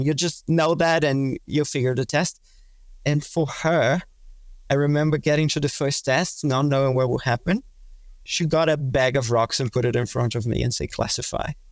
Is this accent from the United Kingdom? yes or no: no; Brazil; moved away as an adult; also born or lived in Melbourne, Australia; now in Singapore; I'm originally from Brazil.